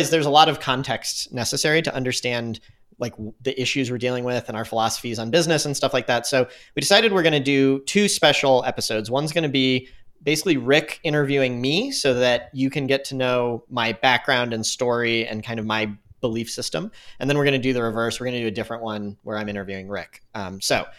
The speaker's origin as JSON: {"language": "English", "town": "St. Louis", "region": "Missouri", "country": "United States", "tie": "born or raised there", "also_born_or_lived": "Tucson, Arizona / Park City / San Francisco", "moved": "as an adult", "said": "I grew up in St. Louis, moved there when I was one"}